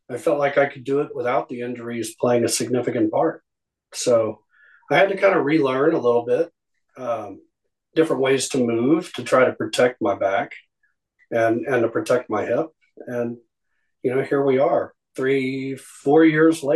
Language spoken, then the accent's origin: English; Abilene, Texas, United States; also born or lived in Dallas, Texas; I grew up in Abilene before we moved back to Dallas